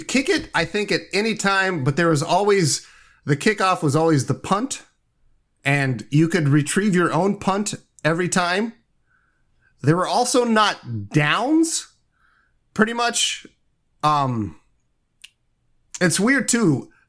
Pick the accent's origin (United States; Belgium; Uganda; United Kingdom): United States; Indiana; I'm from Indiana.